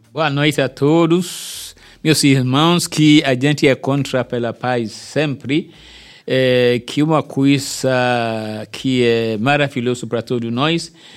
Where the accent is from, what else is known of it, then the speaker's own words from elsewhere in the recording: Nigeria; Portuguese is a second language; moved away as an adult; now in Salvador, Brazil; um governador chegou aqui da minha terra